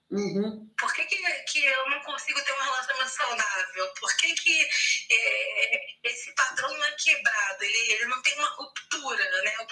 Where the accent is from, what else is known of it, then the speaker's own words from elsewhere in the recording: Rio de Janeiro, Brazil; sou do estado do Rio de Janeiro.